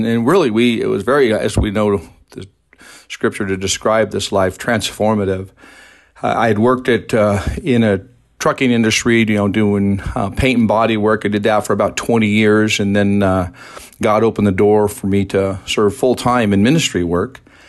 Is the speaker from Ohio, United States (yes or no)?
no; Boise, Idaho, United States; now in Mountain Home, United States; I born and raised in Boise, grew up there in Idaho.